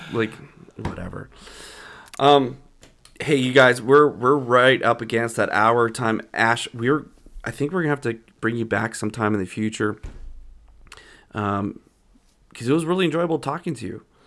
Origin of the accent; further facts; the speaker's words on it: Calgary, Alberta, Canada; I grew up in Calgary